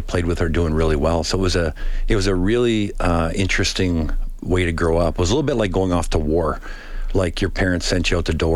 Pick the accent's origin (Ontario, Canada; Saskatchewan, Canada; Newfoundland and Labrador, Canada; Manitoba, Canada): Saskatchewan, Canada; Pierceland; also born or lived in Meadow Lake, Saskatchewan; now in Edmonton, Canada; I was born in Meadow Lake and grew up in a small town called Pierceland.